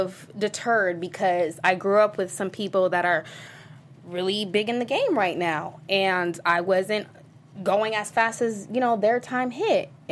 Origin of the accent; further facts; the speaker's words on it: San Diego, California, United States; I'm from San Diego, a small place called La Jolla